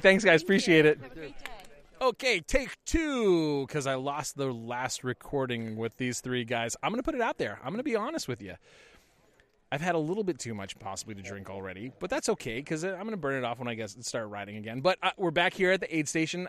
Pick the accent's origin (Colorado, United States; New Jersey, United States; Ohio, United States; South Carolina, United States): Colorado, United States; Golden; I'm from Golden, Colorado